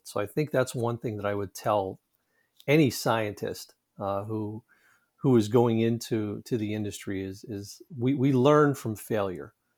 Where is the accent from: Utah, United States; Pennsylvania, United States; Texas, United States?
Pennsylvania, United States; Pittsburgh; I grew up just outside of Pittsburgh, Pennsylvania.